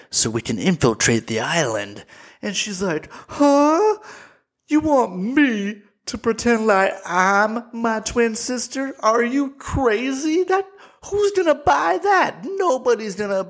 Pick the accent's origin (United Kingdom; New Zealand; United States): United States; me being an American